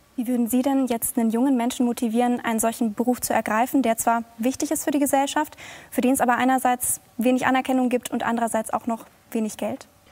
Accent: Bavaria, Germany; Ich komme aus Bayern

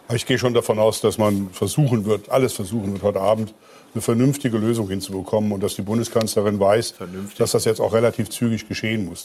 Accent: Koblenz, Rhineland-Palatinate, Germany; in meiner Heimatstadt

